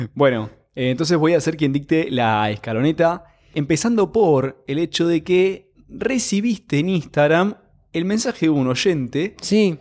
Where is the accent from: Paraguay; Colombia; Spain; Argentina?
Argentina; Como es Argentina